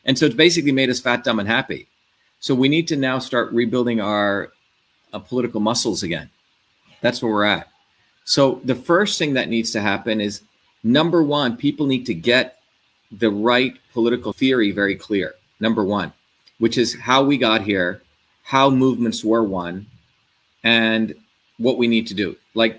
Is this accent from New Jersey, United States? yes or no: yes; New Jersey, United States; New Jersey, my hometown, a lot of the mothers invited me to go there.